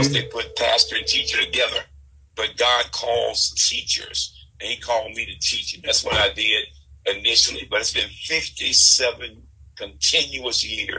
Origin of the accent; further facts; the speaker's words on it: East St. Louis, Illinois, United States; moved away as an adult; also born or lived in New Orleans; now in Chicago, United States; Well, I'm originally from East St. Louis, Illinois. That's where I was raised. And there's a little entanglement there because I was born in St. Louis, Missouri. Raised up in East St. Louis, Illinois. We call the Metro East area.